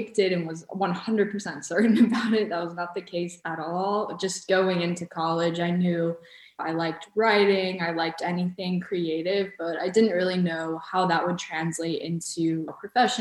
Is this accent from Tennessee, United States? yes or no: no; Atlanta, Georgia, United States; first language Bosnian; English is a second language; I was born in Atlanta on August 8th, so the same day, but 2 years later, so 1996